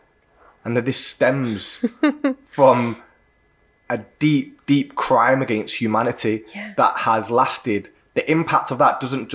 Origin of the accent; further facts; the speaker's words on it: Manchester, North West England, United Kingdom; also born or lived in Stockport; being born and raised in South Manchester, I've grown up around everyone.